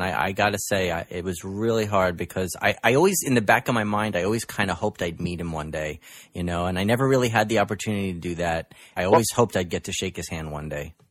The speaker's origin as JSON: {"language": "English", "town": "New York City", "region": "New York", "country": "United States", "tie": "born or raised there", "said": "my hometown of Brooklyn"}